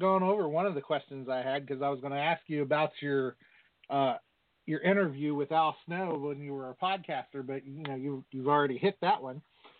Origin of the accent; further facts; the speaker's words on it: Virginia, United States; I'm actually from Virginia